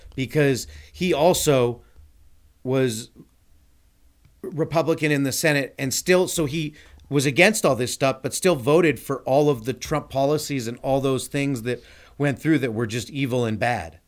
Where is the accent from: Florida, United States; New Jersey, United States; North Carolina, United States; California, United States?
California, United States; Glendale; I grew up in Glendale